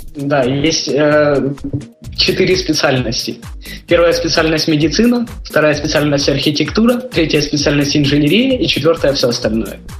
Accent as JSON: {"language": "Russian", "country": "Ukraine", "accent": "Ukrainian", "moved": "as an adult", "lives_now": "Spain", "said": "Я украинец"}